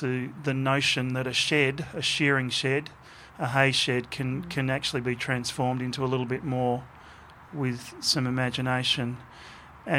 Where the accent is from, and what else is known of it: Australia